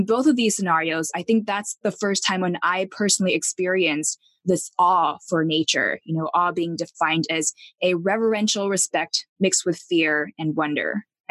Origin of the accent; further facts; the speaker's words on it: Taipei, Taiwan; moved away; I grew up in Taipei, Taiwan